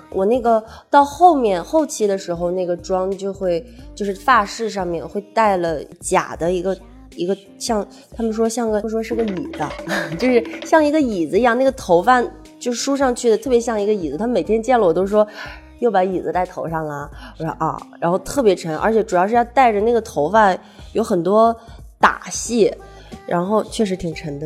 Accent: Jinan, Shandong, China; 我是济南的

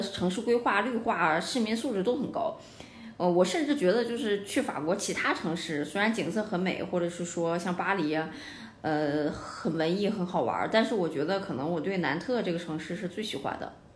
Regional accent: Dalian, Liaoning, China; also born or lived in Nantes, France; 我家乡就大连

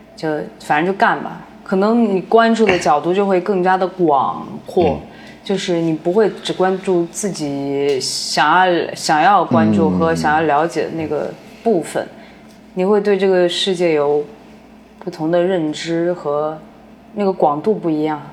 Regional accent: Changsha, Hunan, China; now in Beijing, China; 我老家，他在长沙

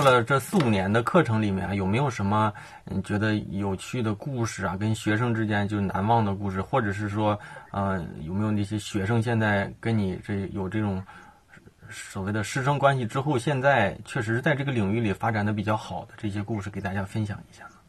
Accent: Liaoning, China; 咱们的听众里面有辽宁人，应该能听出来我们俩是哪里人

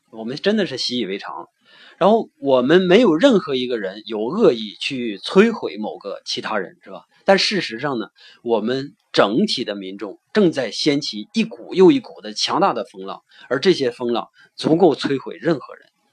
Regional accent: China; 那换到我们中国呢？

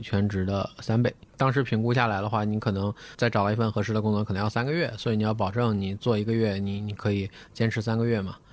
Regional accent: Shandong, China; 咱们山东人就一直走在版

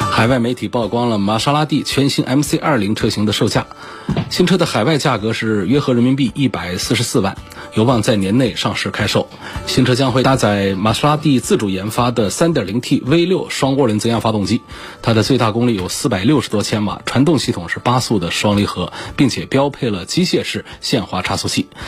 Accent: China; 积碳几乎是像我们中国人得胃病一样的

